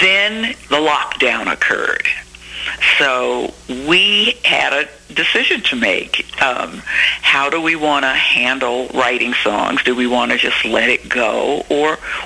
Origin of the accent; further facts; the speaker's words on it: Memphis, Tennessee, United States; I was born in Memphis, Tennessee, to Rufus and Lorene Thomas